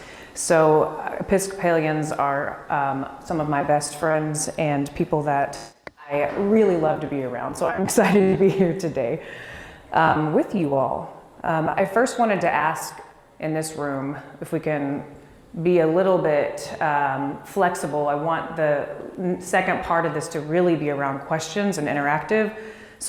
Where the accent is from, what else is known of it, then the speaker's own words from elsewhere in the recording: Dallas, Texas, United States; moved away; also born or lived in Washington, D.C.; So when I was young, about 2 years old, we moved to Dallas. And it was there that my brother, sister, and I were raised